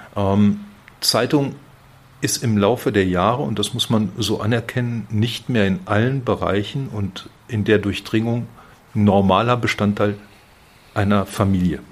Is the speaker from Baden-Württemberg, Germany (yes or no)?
no; Werl, North Rhine-Westphalia, Germany; accent: Westphalian; moved away as an adult; also born or lived in Bielefeld / Frankfurt; now in Fulda, Germany; Ich bin gebürtiger Westfale, mhm. werde das nie ganz ablegen